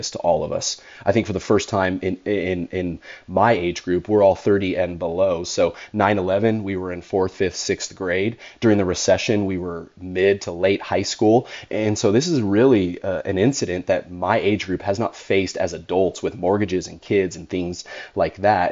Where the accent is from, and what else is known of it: California, United States; born or raised there